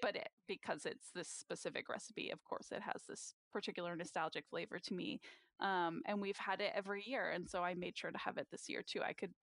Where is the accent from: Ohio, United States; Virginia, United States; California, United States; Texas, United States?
Virginia, United States; In Virginia.